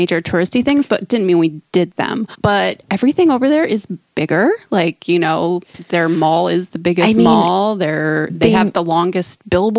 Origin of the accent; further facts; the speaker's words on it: United States; as an American, I'm like, this is crazy.